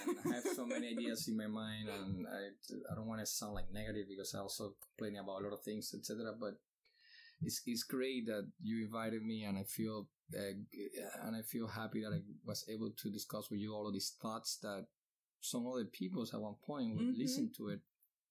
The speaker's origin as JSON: {"language": "English", "town": "Miami", "region": "Florida", "country": "United States", "said": "because I'm from Miami, you're living in Miami now"}